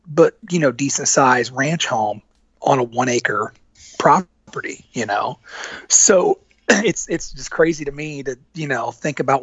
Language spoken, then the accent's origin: English; Monmouth, Illinois, United States; moved away as an adult; also born or lived in Macomb, Illinois / Atlanta, Georgia; now in Nashville, United States; born and raised in Monmouth, and I was in that area until my mid-20s